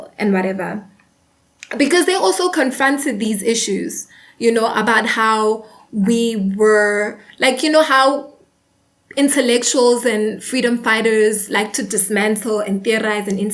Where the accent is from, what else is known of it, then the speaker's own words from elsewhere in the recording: South Africa; I am a South African. I live in South Africa, right?